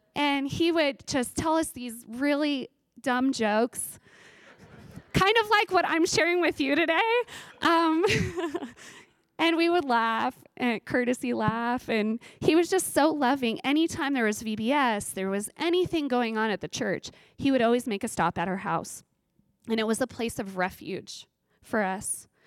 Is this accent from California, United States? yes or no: yes; Ridgecrest, California, United States; I grew up in Ridgecrest, California